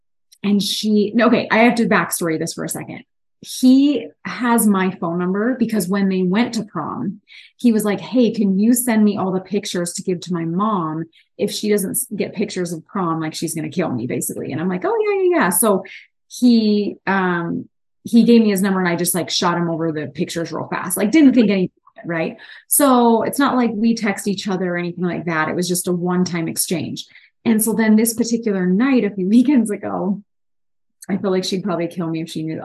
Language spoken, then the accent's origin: English; Pittsburgh, Pennsylvania, United States; I'm from the East, from Pittsburgh